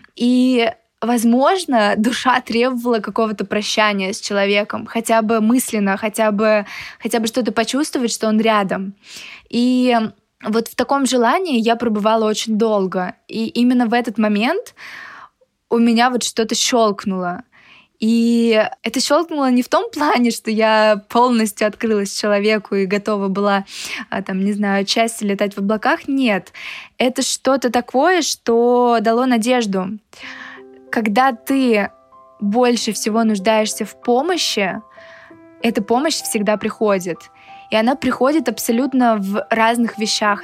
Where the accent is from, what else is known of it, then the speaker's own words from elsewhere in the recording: Moscow, Russia; я из Москвы